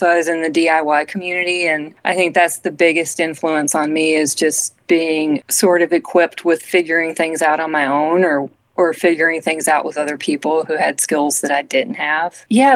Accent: Arkansas, United States; the people I grew up around in Arkansas

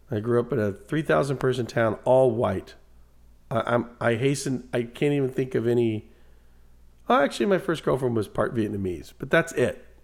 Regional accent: Guatemala; that Mexican over there. Uh, I'm from Guatemala uh, you, you know

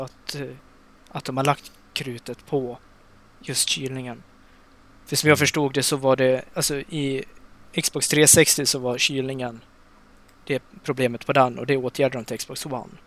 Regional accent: Dalarna County, Sweden; jag har varit hemma i Dalarna nu i en vecka. Jag har precis flyttat ja. hem

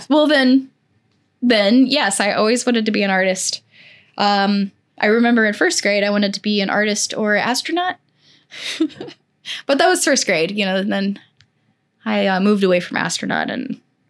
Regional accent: Missouri, United States; I grew up not in St. Louis City, but like outside, like maybe an hour outside of St. Louis.

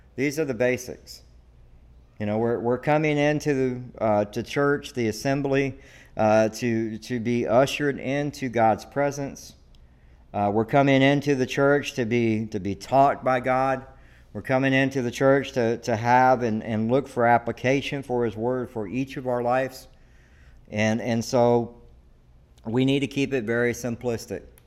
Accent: the South, United States; now in Devine, Texas, United States; I'm from the South, okay? And let me tell you, everybody goes to church

